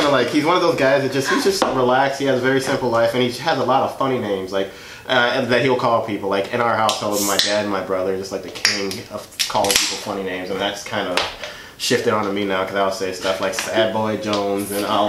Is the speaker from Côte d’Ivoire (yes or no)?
yes; Côte d’Ivoire; born there; But so I was born in West Africa in a country called the Ivory Coast, and like my parents came over.